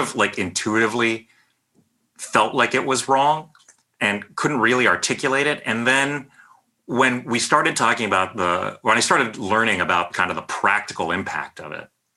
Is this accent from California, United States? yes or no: yes; San Jose, California, United States; moved away as an adult; now in New York, United States; Having grown up in the Bay Area, I still think of myself as like a Bay Area person, even though I've been living in New York pretty much for over 20 years now